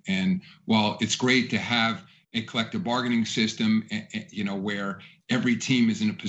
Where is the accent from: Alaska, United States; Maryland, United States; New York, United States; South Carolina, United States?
New York, United States; New York City; as a New Yorker, it's fun for me to see the Knicks and Nets competing here in town.